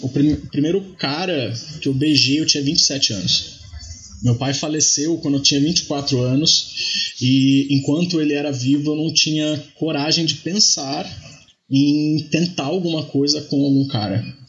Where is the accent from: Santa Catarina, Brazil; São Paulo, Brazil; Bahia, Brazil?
São Paulo, Brazil; Taubaté; moved away as an adult; now in São Paulo, Brazil; eu sou do interior, sou de Taubaté